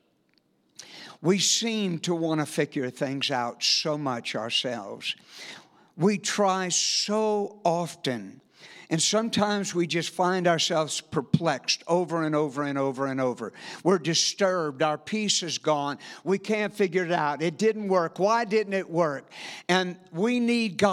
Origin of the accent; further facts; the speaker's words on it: South Louisiana, United States; moved away as an adult; And we are from South Louisiana. We moved here about 8 months ago.